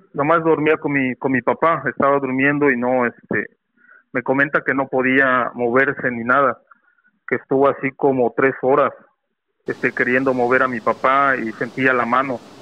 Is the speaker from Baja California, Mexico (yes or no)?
no; Zongolica, Veracruz, Mexico; now in Monterrey, Mexico; yo soy de Zongolica.